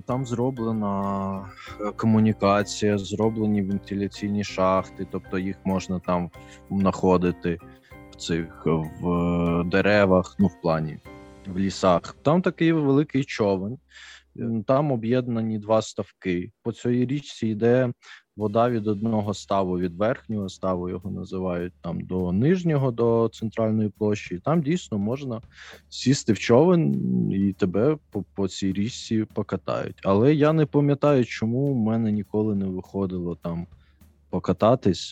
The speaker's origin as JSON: {"language": "Ukrainian", "town": "Uman", "region": "Cherkasy Oblast", "country": "Ukraine", "tie": "born or raised there", "moved": "yes"}